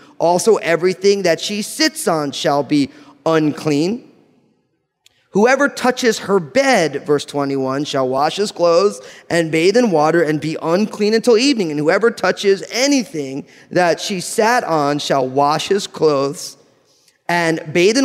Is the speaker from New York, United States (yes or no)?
no; New Jersey, United States; I'm from New Jersey